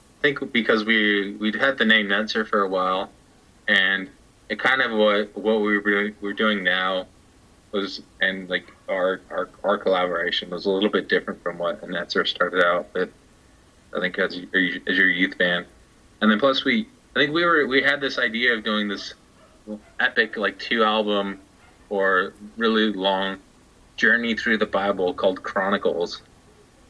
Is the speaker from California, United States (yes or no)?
yes; Sunnyvale, California, United States; my hometown of the San Francisco Bay Area, up in Sunnyvale